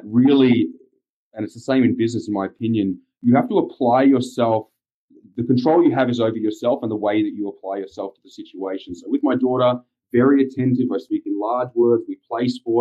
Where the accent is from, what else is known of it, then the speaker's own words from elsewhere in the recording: Australia; moved away as an adult; now in United States; being Australian